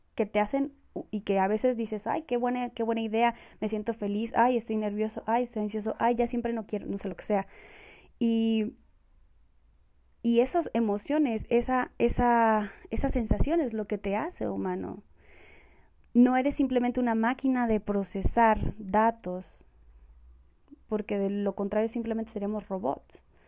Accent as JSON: {"language": "Spanish", "country": "Mexico", "tie": "born or raised there", "also_born_or_lived": "Colombia", "said": "soy colombiana, Em, vine a México muy pequeña y pues he vivido aquí casi toda, toda, toda mi vida"}